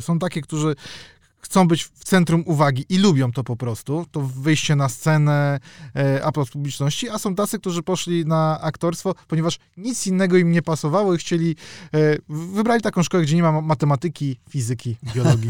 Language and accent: Polish; Warsaw, Masovian Voivodeship, Poland; Ja jestem z Warszawy